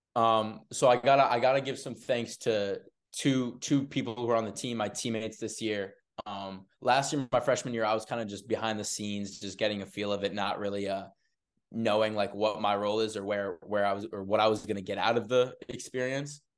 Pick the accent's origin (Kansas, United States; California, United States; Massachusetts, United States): Massachusetts, United States; Arlington; also born or lived in Burlington, Vermont; I'm an Arlington native